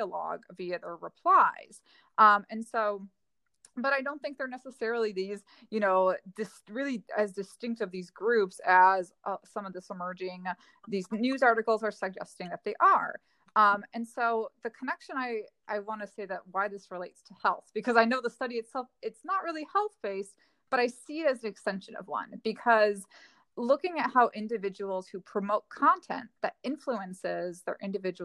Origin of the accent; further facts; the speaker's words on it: Ohio, United States; I'm originally from Ohio